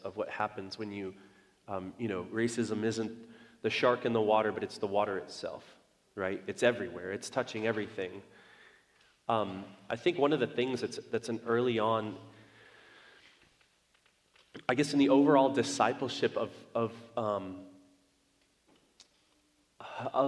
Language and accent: English; United States; I was born in America. I was raised in America